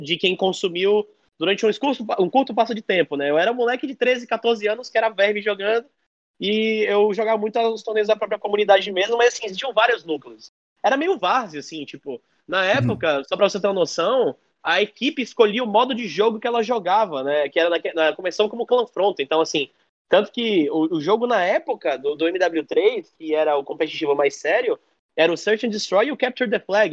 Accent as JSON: {"language": "Portuguese", "region": "Bahia", "country": "Brazil", "said": "eu gosto bastante da terra que eu moro, da terra que eu vivo e de onde eu venho."}